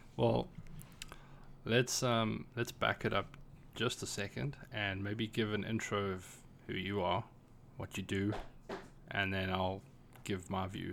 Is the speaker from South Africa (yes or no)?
yes; South Africa; moved away as an adult; now in Ireland; I am a South African, but I live and work in Ireland.